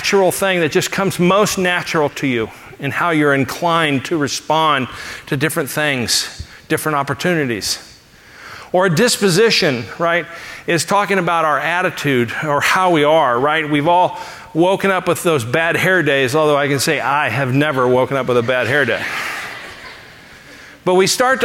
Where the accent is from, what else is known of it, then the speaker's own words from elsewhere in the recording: Los Angeles, California, United States; moved away; I grew up in Los Angeles